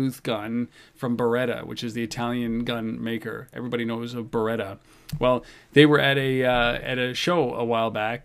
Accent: Canada; I'm Canadian.

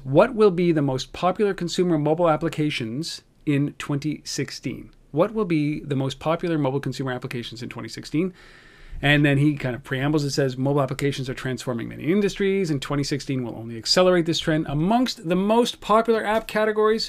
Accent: Canada; I'm Canadian

